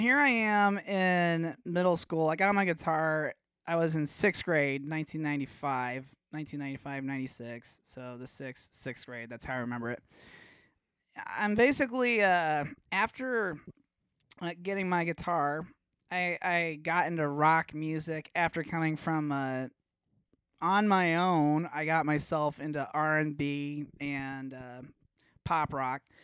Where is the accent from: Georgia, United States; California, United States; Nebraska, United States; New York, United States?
Nebraska, United States; Omaha; growing up in Omaha